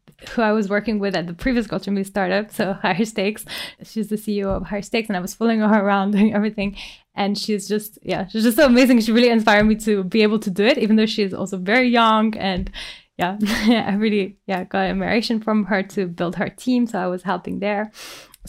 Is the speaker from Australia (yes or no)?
no; France; I come from France